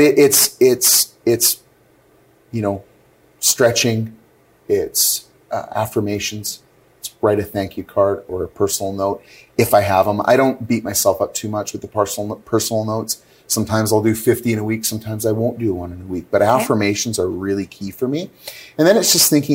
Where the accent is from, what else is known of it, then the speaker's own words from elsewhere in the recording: Northern Alberta, Canada; now in Calgary, Canada; I grew up in Northern Alberta